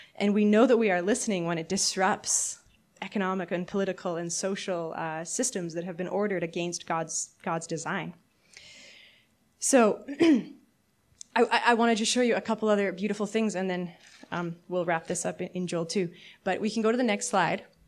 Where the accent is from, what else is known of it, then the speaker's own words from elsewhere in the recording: Canada; As a Canadian my whole life, like, fifth generation